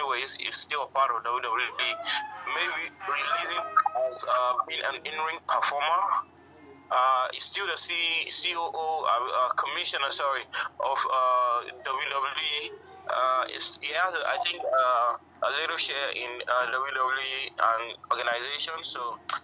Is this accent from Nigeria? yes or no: yes; Nigeria; as a Nigerian.